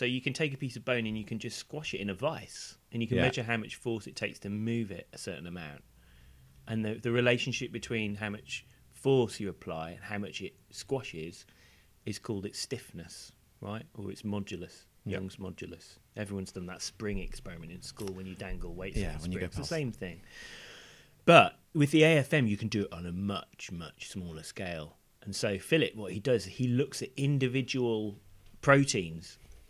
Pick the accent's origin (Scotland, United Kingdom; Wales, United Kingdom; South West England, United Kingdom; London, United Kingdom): Wales, United Kingdom; born there; You'll also notice that my accent is not of the Welsh variety.